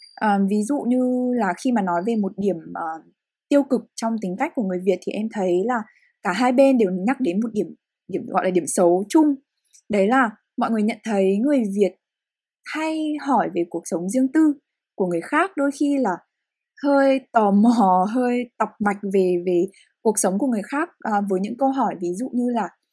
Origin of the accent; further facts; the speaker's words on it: Hanoi, Vietnam; những người Việt sinh ra và lớn lên ở Việt Nam hay cụ thể hơn là hai người con Hà Nội